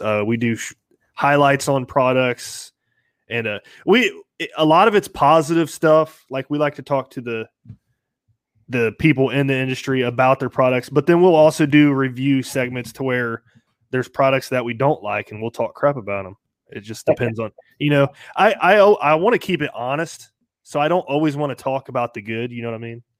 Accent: Kettering, Ohio, United States; I'm from Kettering, Ohio. Uh, born and raised in Ohio

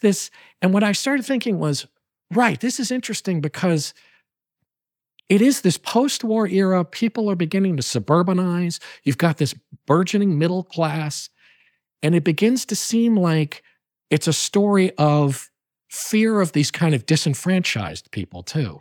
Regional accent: New Haven, Connecticut, United States; I'm a native of the Nutmeg State

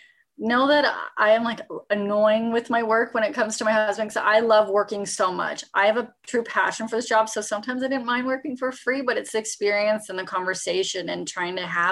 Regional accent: Regina, Saskatchewan, Canada; moved away as an adult; now in Toronto, Canada; I'm originally from Regina, Saskatchewan, so I never ever thought I'd live in Toronto

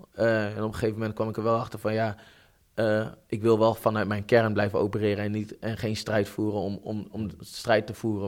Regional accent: Netherlands; ik ben Nederlander

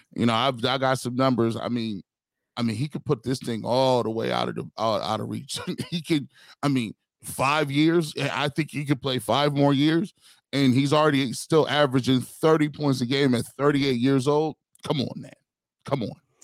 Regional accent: Canton, Ohio, United States; I'm a kid from Canton, Ohio

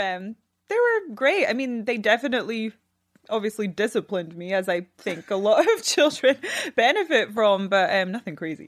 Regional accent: Scotland, United Kingdom; I'm from Scotland

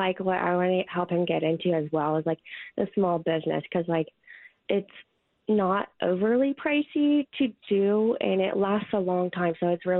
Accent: Indiana, United States; moved away; I'm actually from Indiana.

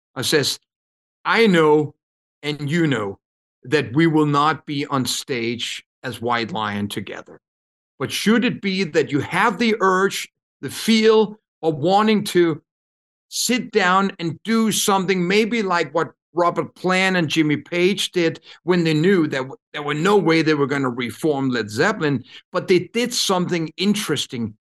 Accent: Copenhagen, Capital Region of Denmark, Denmark; moved away as an adult; I come from Copenhagen, grew up in I don't even know if you can call it an apartment.

